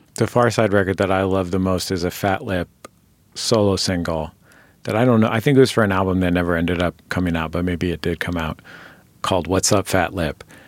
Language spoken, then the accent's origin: English; Bay Area, California, United States; I'm from the Bay Area